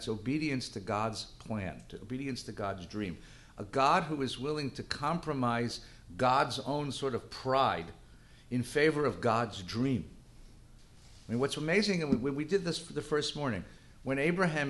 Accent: Los Angeles, California, United States; born or raised there; also born or lived in New Jersey

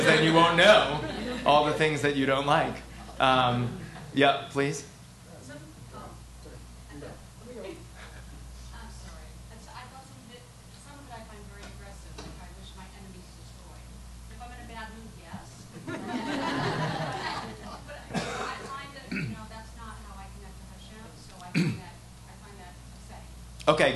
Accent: Providence, Rhode Island, United States; now in New York, United States; I'm from Providence, Rhode Island, and my dad is he was a longtime pulpit rabbi.

